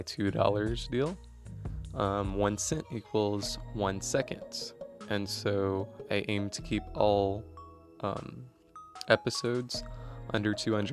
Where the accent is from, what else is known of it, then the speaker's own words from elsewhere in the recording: Central Texas, United States; I'm from Central Texas